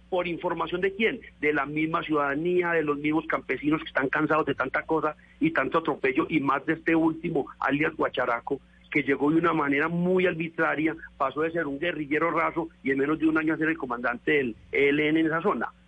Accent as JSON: {"language": "Spanish", "town": "Valdivia", "region": "Antioquia", "country": "Colombia", "said": "Los campesinos de hoy en día, y hablo en especial de mi pueblo, Valdivia"}